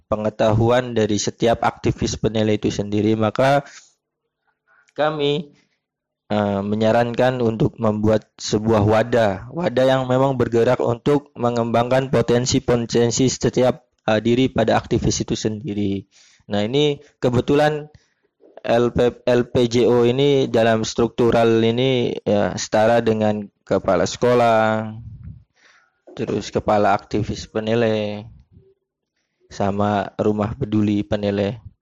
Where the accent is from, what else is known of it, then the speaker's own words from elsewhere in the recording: Indramayu, West Java, Indonesia; Kalau uh, asal saya dari Indramayu Jawa Barat.